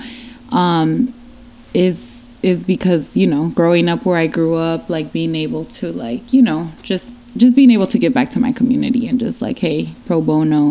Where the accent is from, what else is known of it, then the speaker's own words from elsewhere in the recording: Long Beach, California, United States; I grew up like in Long Beach, specifically like the west side of Long Beach